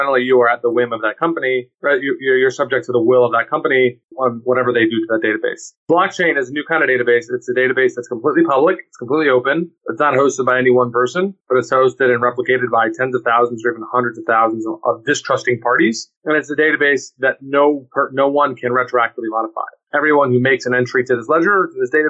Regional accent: Austin, Texas, United States; also born or lived in New York; I was born and raised in Austin

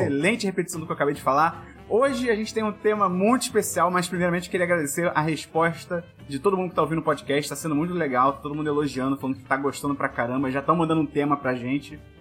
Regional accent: Rio de Janeiro, Brazil; nós dois é, nascemos, fomos criados aqui no Rio de Janeiro

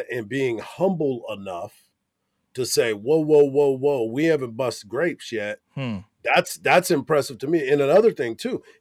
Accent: Killeen, Texas, United States; I'm from Killeen.

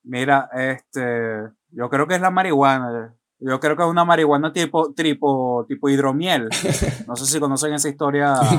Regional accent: Maracay, Aragua, Venezuela; Nosotros, que somos eh, nativos de Maracay

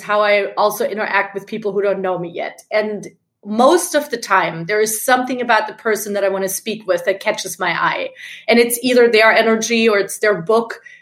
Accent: Germany; moved away as an adult; now in New York, United States; I'm originally from Germany

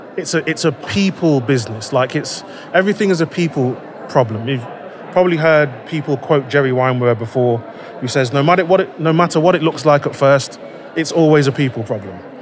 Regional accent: Leicester, East Midlands, United Kingdom; I am from Leicester in the UK

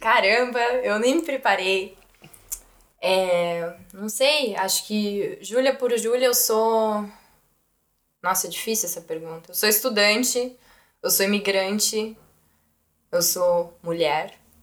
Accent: São Paulo, Brazil; moved away as an adult; now in Germany; eu sou de São Paulo, sou da Zona uhum. Oeste de São Paulo

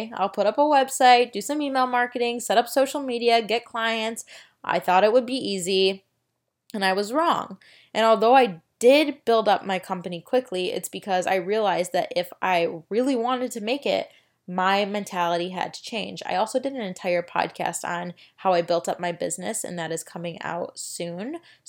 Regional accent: Florida, United States; I used to play store with my great grandma growing up in Florida and sell the groceries and everything.

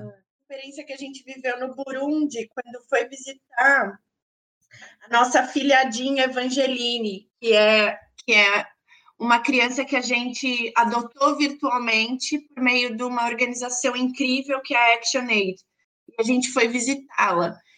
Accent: Brazil; sendo brasileiros

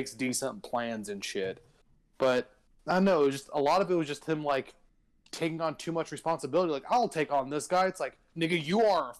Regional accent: Texas, United States; I'm a Texan

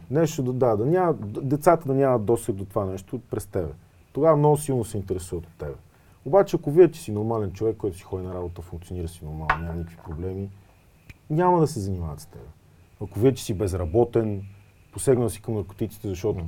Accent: Smolyan, Smolyan Province, Bulgaria; moved away; аз пък съм родом от Смолен

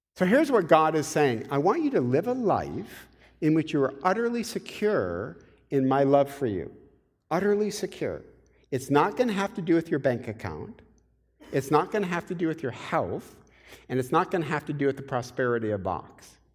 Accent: Michigan, United States; I'm from Michigan

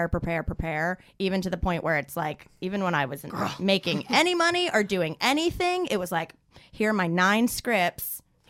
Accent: the South, United States; I'm from the south

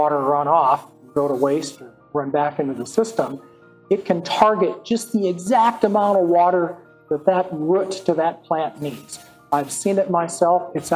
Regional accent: North Dakota, United States; I'm from the Midwest. I grew up in North Dakota.

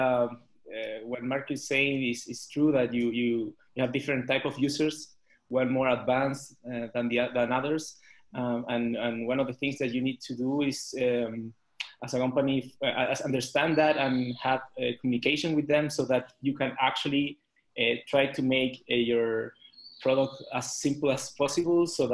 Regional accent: Chile; now in Mexico City, Mexico; I'm from Chile

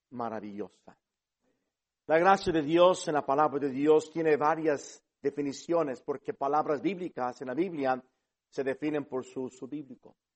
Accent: Mexico; Eh, hablo con acento porque crecí en este país, pero soy mexicano.

